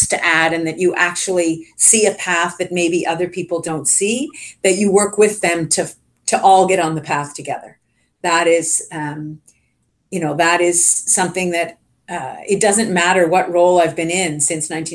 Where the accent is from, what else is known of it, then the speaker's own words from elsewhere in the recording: Richmond Hill, Ontario, Canada; I grew up in Richmond Hill, Ontario